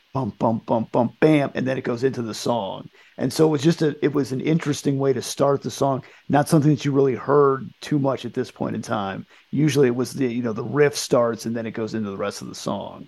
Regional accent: United States; growing up in the United States

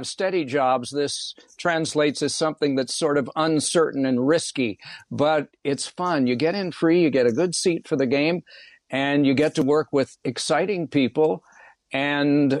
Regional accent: Indiana, United States; growing up in Indiana

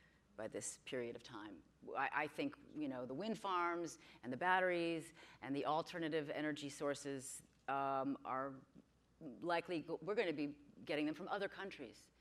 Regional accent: New York, United States; moved away as an adult; also born or lived in Georgia; now in California, United States; I'm from New York, so I'm an East Coaster by nature

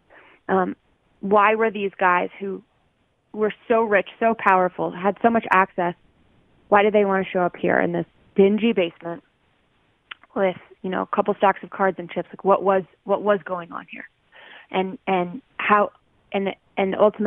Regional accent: Loveland, Colorado, United States; moved away; I was from Loveland, Colorado. I grew up across the street from a cornfield

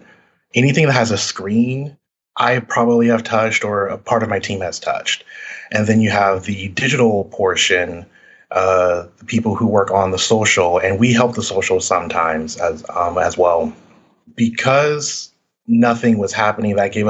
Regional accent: Orlando, Florida, United States; now in Atlanta, United States; I grew up in Orlando, Florida

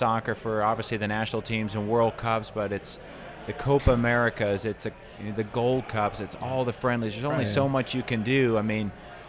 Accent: Southwest Florida, United States; also born or lived in New York City / New Jersey; now in Indiana, United States; My mom was German. My dad was Danish. Emigrated to New York City, where I was born. So we grew up in New York, New Jersey for a few years before we moved down to Southwest Florida.

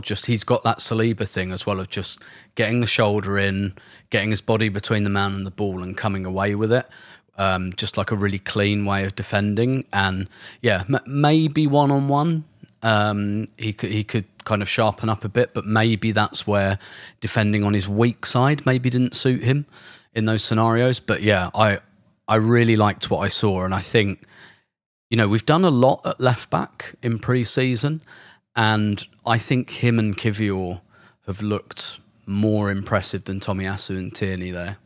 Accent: London, United Kingdom; I'm not from Islington, I'm from London

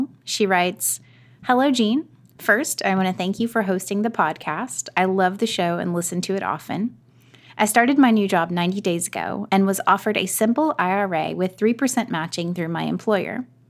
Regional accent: Alabama, United States; moved away; I'm from Alabama, which is a state in the United States where the property costs are very, very low.

